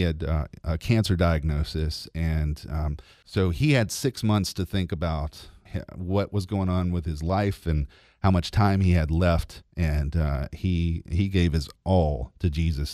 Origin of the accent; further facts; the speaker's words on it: LaGrange, Georgia, United States; I was born in LaGrange and have lived there my entire life, and I still live there